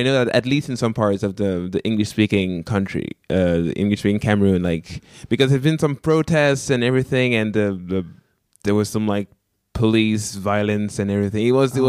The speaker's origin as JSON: {"language": "English", "country": "Canada", "first_language": "French", "second_language": "English", "said": "So I'm from the French part of the country, so my first language is actually French."}